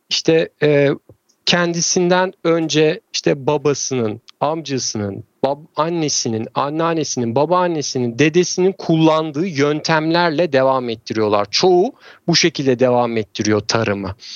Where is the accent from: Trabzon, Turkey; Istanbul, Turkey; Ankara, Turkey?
Trabzon, Turkey; E, ben de Trabzonluyum. E, o tarafta işte fındık ve çay bahçeleri vesaire var. Amcalarım keza çiftçilik yapıyorlar. Çocukluğumuz da oralarda geçti.